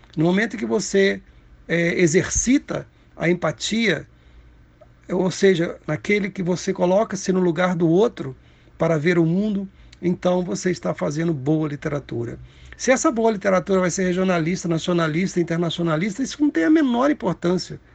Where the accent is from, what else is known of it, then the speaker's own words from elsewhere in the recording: Cataguases, Minas Gerais, Brazil; Cataguases, que é a minha cidade natal